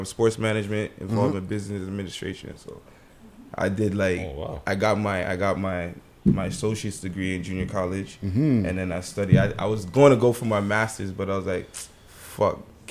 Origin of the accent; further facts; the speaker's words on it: Toronto, Ontario, Canada; I'm from Western Road.